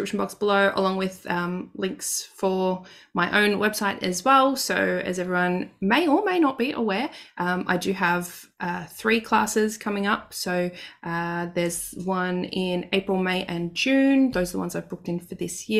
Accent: Victoria, Australia; now in Queensland, Australia; my home state, down south in Victoria

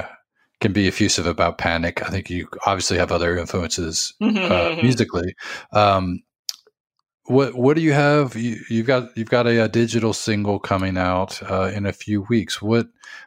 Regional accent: New Orleans, Louisiana, United States; I grew up in New Orleans in the, you know, 80s and 90s.

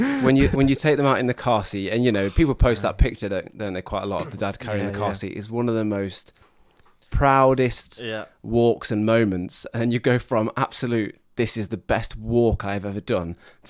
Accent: Canada; from Canada.

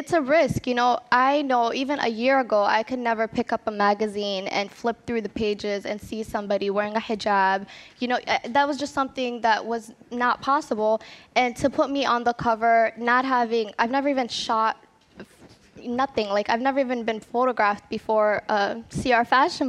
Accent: Minnesota, United States; I never saw myself different than other Minnesotans. You know, I was raised there.

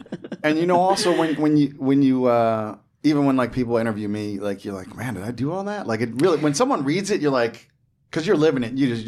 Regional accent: Monmouth County, New Jersey, United States; I'm from New Jersey. I grew up in Monmouth County.

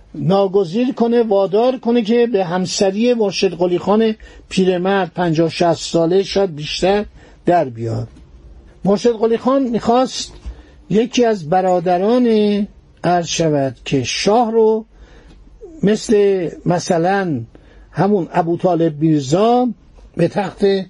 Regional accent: Iran

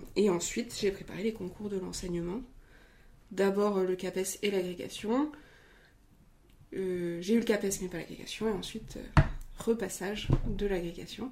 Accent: Brittany, France; je suis bretonne, comme le nom l'indique

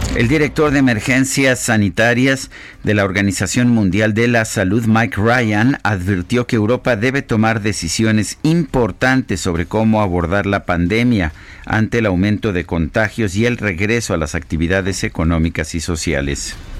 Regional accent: Mexico

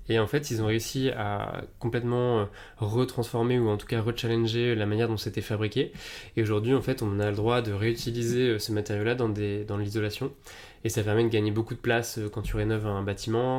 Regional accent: Tours, Centre-Val de Loire, France; moved away as an adult; also born or lived in Marseille / Paris; je viens de Tours

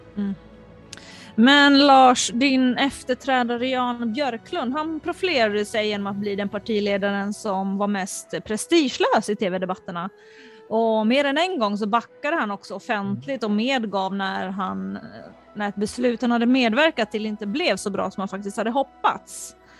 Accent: Finland; moved away; also born or lived in Sweden; jag är uppvuxen i Finland

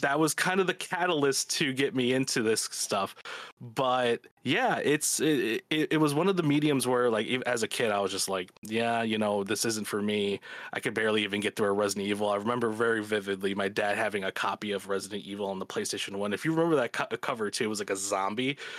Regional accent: Chicago, Illinois, United States; I'm from Chicago. I've lived here all my life

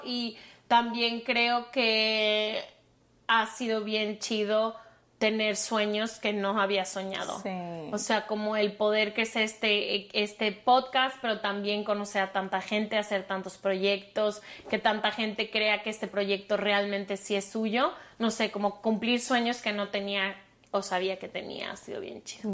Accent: Mexico; soy de México

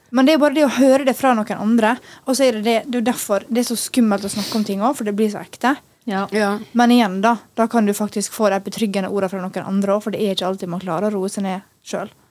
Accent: Norway; jeg tror det er veldig fordi vi er nordmenn nå.

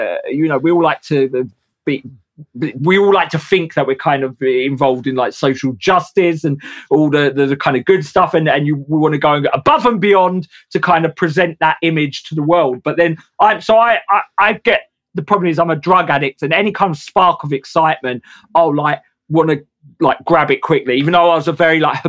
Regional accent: England, United Kingdom; as English workers

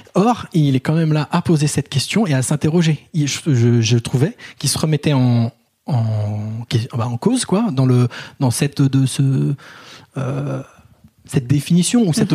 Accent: Paris, Île-de-France, France; en tant que Parisien blanc grand

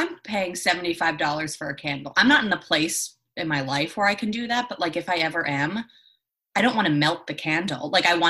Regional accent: Northport, New York, United States; I'm from Northport.

